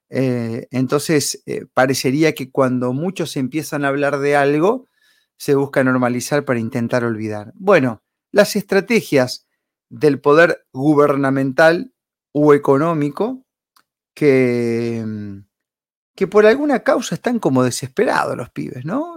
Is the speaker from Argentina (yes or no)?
yes; Argentina; como argentinos